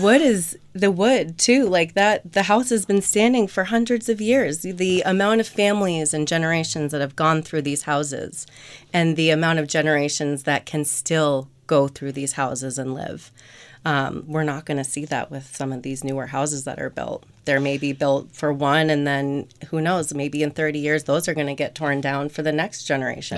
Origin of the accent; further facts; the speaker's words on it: Eastham, Massachusetts, United States; also born or lived in Orleans, Massachusetts; I grew up in East Ham, um, spent the second half of my high school at Nauset